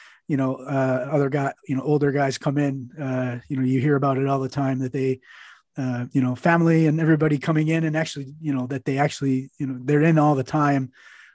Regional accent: Chicago, Illinois, United States; As an American, personally, I'm from Chicago.

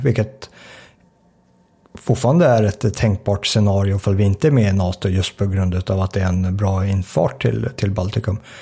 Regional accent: Sweden; Svenskarna idag är mindre säkra än vad vi var på 80-talet när jag växte upp

